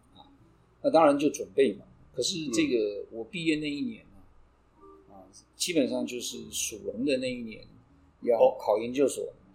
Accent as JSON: {"language": "Chinese", "area": "Neihu", "region": "Taipei", "country": "Taiwan", "tie": "born or raised there", "also_born_or_lived": "United States", "said": "我以前小的时候住在内湖，对。我的本堂是内湖堂"}